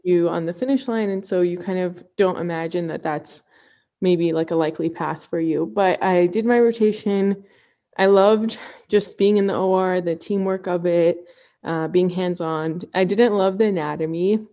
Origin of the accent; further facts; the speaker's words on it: Ann Arbor, Michigan, United States; also born or lived in Cleveland, Ohio; I grew up in Ann Arbor, Michigan